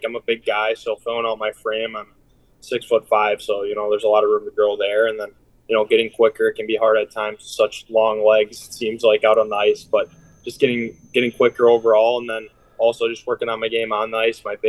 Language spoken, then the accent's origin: English; Wausau, Wisconsin, United States; I grew up playing hockey in the Wausau area. I played for the Wausau Warjacks growing up